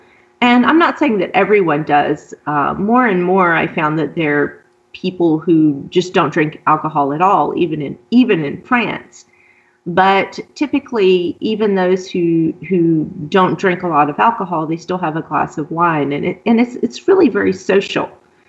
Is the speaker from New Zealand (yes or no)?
no; Deep South, United States; And it's not something that I ever experienced in the U.S. Particularly, I grew up in the Deep South and I grew up in the Bible Belt.